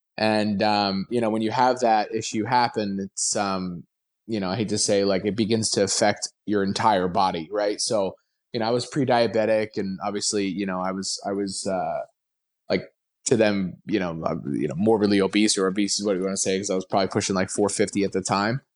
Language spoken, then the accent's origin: English; New Jersey, United States; I grew up in Jersey